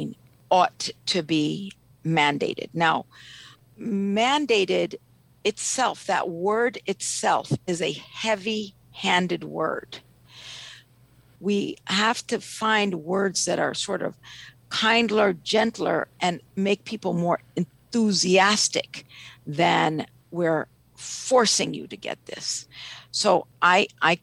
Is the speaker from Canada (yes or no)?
no; Ethiopia; now in Washington, D.C., United States; I'm originally from Ethiopia